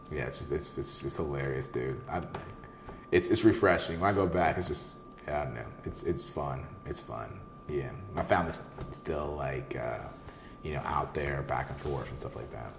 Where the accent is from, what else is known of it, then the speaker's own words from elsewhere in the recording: St. Louis, Missouri, United States; moved away; also born or lived in Kansas City, Missouri; we're from Missouri, so um, you know, uh, I was born in KC, partially raised in St. Louis.